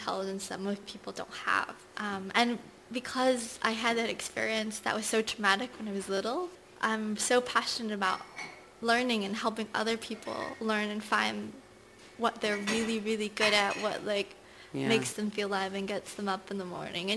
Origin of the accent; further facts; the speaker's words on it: Nigeria; moved away; So I was born in Nigeria. I had always wanted to go back, and I finally went back last year after nearly 30 years.